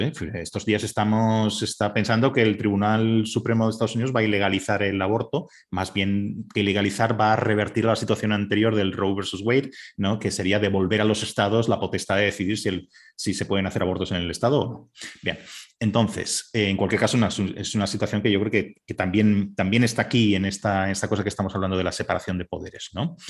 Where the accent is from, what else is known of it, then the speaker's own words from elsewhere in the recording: Spain; en España somos especialmente borreguiles